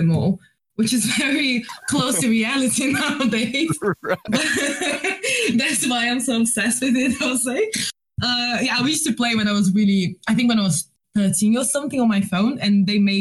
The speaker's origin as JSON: {"language": "English", "region": "Rio de Janeiro", "country": "Brazil", "second_language": "English", "moved": "yes", "lives_now": "London, United Kingdom", "said": "Brazilian, I'm from Rio, so best place to be from."}